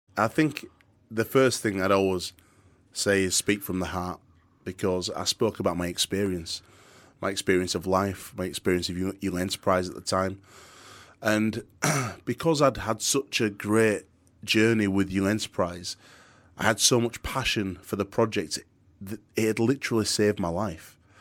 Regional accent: Yorkshire and the Humber, United Kingdom; accent: very thick Yorkshire; I've got a very thick Yorkshire accent. I'm a proper Yorkshire lad.

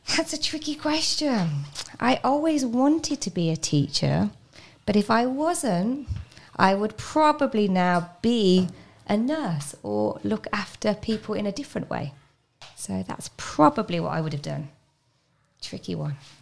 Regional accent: Birmingham, West Midlands, United Kingdom; moved away; I'm from a place called Birmingham

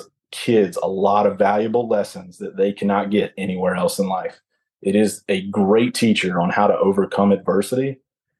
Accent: Belmont, North Carolina, United States; moved away as an adult; I grew up in Belmont

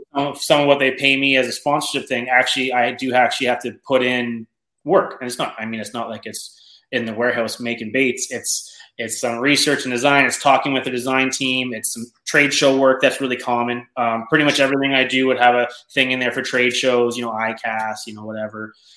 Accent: Canada; I'm from Canada

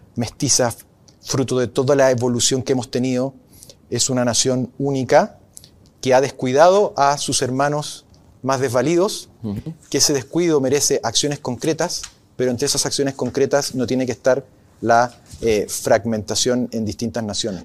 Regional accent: Arica, Arica y Parinacota, Chile; moved away; Yo me crié en Arica, sé en los años 80, sé lo que es vivir a 2.000 kilómetros de la capital

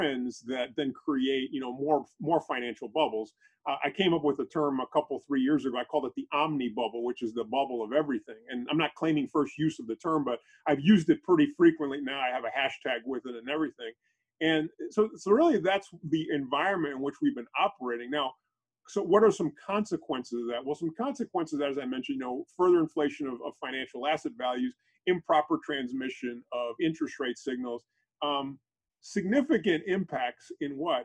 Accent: St. Louis, Missouri, United States; St. Louis, Missouri is where I'm from.

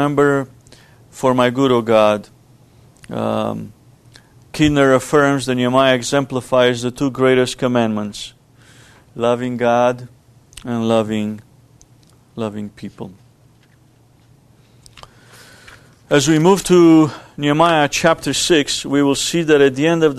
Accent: Romania; moved away; Growing up in Romania was a poor country, socialist country led by a communist government. And we lived in poverty.

